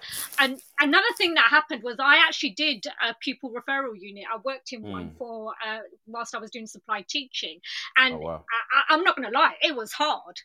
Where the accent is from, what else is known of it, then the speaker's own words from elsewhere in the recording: Ilford, London, United Kingdom; I'm from East London as well